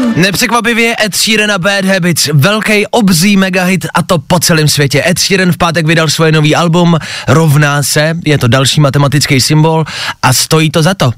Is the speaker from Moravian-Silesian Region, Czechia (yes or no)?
no; Plzeň, Plzeň Region, Czechia; Já jsem z Plzně